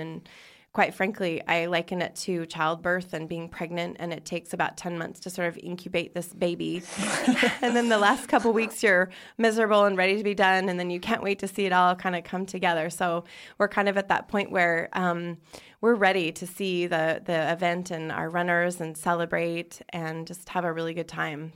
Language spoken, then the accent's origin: English; Spokane, Washington, United States; moved away; I grew up in Spokane, Washington